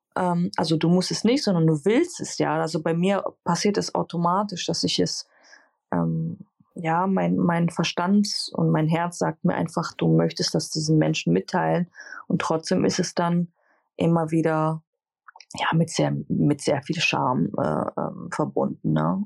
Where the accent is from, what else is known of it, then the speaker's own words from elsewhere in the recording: Greece; als Griechin